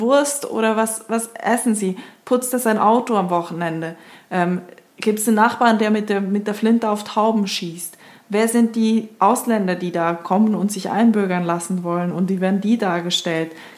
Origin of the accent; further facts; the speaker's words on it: Switzerland; moved away; als Schweizerin, die jetzt seit einem Jahr nicht mehr in der Schweiz war